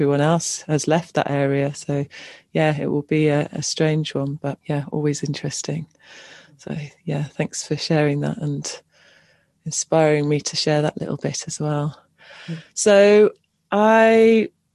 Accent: Cornwall, South West England, United Kingdom; I grew up in Cornwall

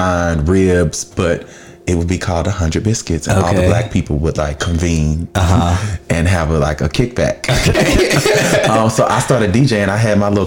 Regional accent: Dallas, Texas, United States; that's where I'm from, Dallas, Texas

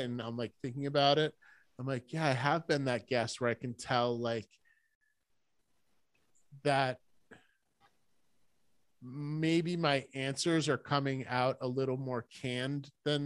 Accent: Rhode Island, United States; moved away as an adult; now in Vermont, United States; I grew up in Rhode Island

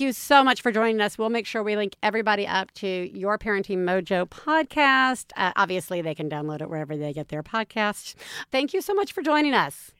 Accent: the South, United States; I grew up in the South

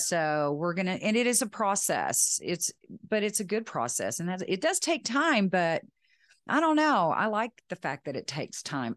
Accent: West Texas, United States; I'm from Texas, West Texas

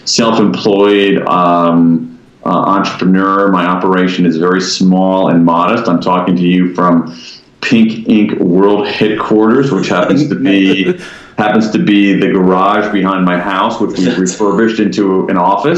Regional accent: Columbus, Ohio, United States; moved away as an adult; now in Washington, D.C., United States; I grew up in the American Midwest. I grew up in Columbus, Ohio.

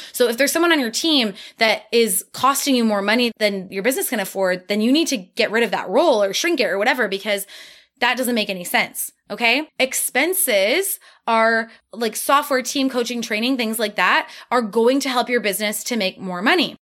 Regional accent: Midwest, United States; I'm from the Midwest, we're hard workers

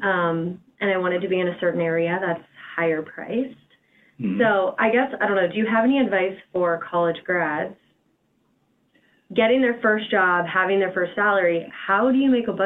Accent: Fort Wayne, Indiana, United States; moved away as an adult; now in Cincinnati, United States; I'm originally from Fort Wayne, Indiana, so I'm 3 hours from my parents

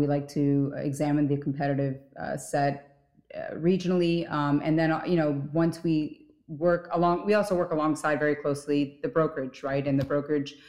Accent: Miami, Florida, United States; moved away as an adult; also born or lived in New York; Originally, I was from Miami

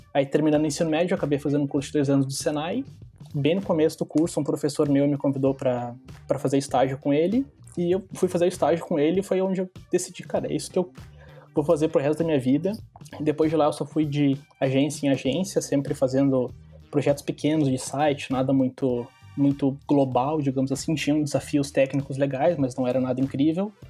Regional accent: Lages, Santa Catarina, Brazil; moved away as an adult; also born or lived in Florianópolis; now in Hamburg, Germany; quando eu me mudei de Lages, que era minha cidade natal, uma cidade pequena, para Florianópolis

